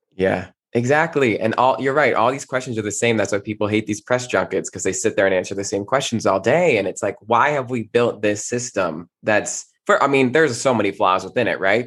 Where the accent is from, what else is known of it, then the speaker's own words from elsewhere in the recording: New Jersey, United States; moved away; I'm originally from New Jersey